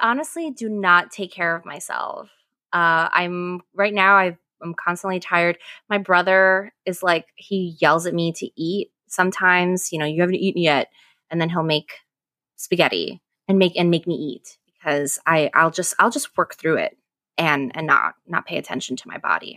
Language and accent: English; Ecuador; moved away; I'm from Ecuador